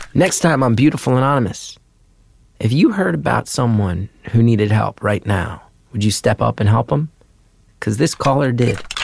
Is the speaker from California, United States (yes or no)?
no; New Jersey, United States; growing up in Jersey